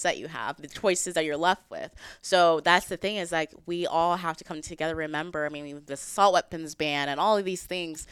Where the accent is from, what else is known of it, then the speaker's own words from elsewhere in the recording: Texas, United States; I'm from Texas